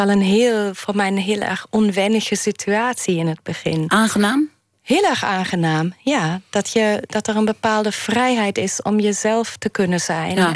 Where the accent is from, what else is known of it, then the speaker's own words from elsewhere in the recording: Germany; now in Netherlands; ik heb, ik heb de, de, mijn jeugd of mijn, mijn jonge jaren in Duitsland wel ervaren als, alsof er een grote, veel sterkere hiërarchie speelt in Duitsland. Toen ik naar Nederland kwam.